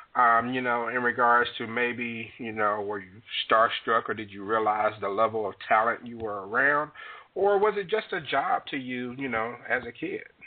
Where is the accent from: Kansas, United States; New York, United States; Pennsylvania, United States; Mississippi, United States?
Mississippi, United States; Jackson; the 601 area code, Jackson, Mississippi, which is my hometown